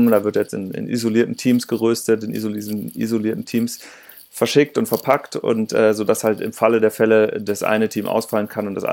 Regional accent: Rhineland, Germany; in meiner Heimat. Ich bin ja Rheinländer und ähm, immer, wenn ich da mal meine Eltern besuche

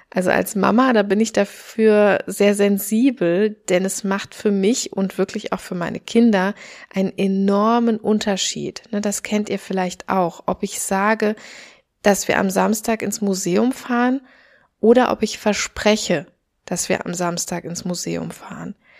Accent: Germany; moved away; also born or lived in Australia; hier bei uns in Deutschland

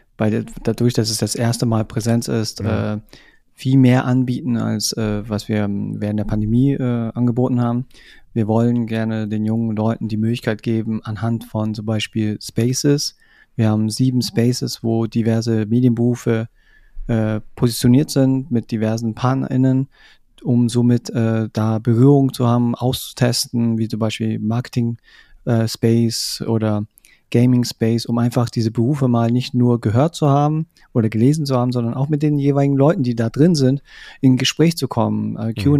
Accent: Munich, Bavaria, Germany; ich komme aus München

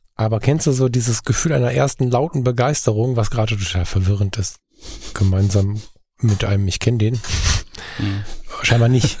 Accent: Ruhr area, North Rhine-Westphalia, Germany; moved away; diesen Teil meiner Heimat

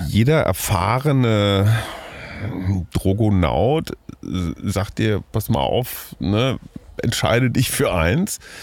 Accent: Münster, North Rhine-Westphalia, Germany; now in Berlin, Germany; ich bin hier in Münster aufgewachsen, sehr dicht an der holländischen Grenze.

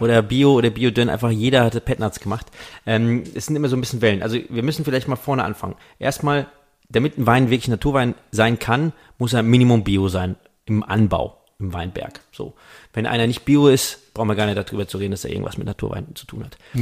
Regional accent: Rheingau, Hesse, Germany; ich komme ja aus dem Rheingau.

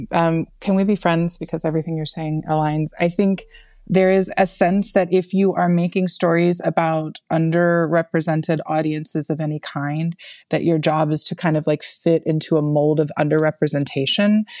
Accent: the South, United States; as a Southerner who also benefits a lot from white privilege interrogating whiteness and interrogating the history the history of like terrible policies and terrible white people policies in the south

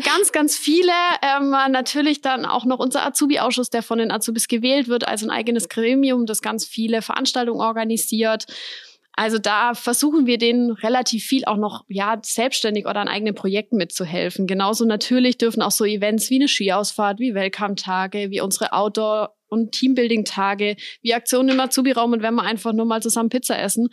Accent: Weikersheim, Baden-Württemberg, Germany; ich bin in Weigersheim aufgewachsen, lebe dort bis heute

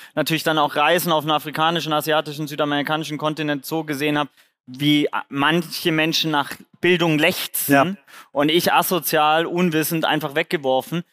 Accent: Swabia, Germany; ich bin beim Genpool Lotterie im Schwabenländle geboren

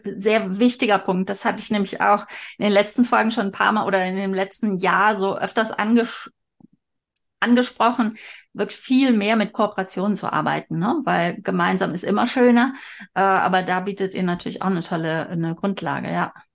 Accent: Cologne, North Rhine-Westphalia, Germany; ich bin ja Kölnerin

